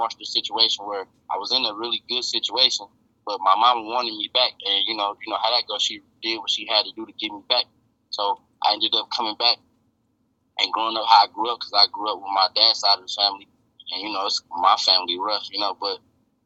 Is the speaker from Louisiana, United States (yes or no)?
no; Detroit, Michigan, United States; I'm from Southwest Detroit, to be exact